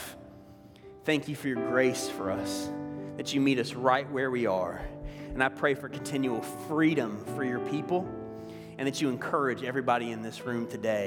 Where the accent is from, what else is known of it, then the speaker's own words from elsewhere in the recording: the South, United States; accent: southern; moved away; my southern accent's a little bit stronger